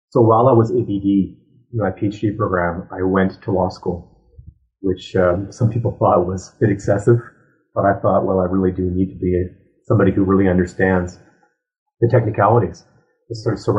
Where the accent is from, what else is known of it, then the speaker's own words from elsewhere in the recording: Ottawa, Ontario, Canada; moved away as an adult; also born or lived in United States; So I was raised in Ottawa